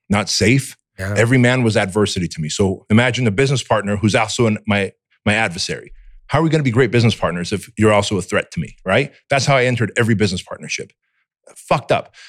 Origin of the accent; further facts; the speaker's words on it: United States; English is a second language; also born or lived in Armenia; as a kid here in America, growing up in Section 8 housing